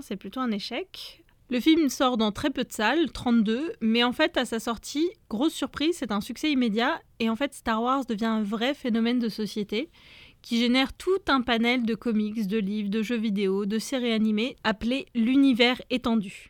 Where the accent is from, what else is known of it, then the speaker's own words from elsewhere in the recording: Nantes, Pays de la Loire, France; Et moi, je viens de Nantes